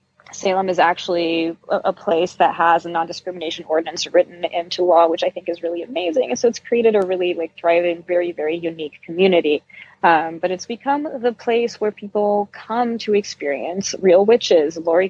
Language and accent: English; Brazil; also born or lived in Uruguay / Germany; So I was born in Brazil, and I've lived a bunch of my life in Brazil, but I've moved around a fair amount too. I lived for a few years in Uruguay, which is just south of Brazil, and I lived in Germany for a few years.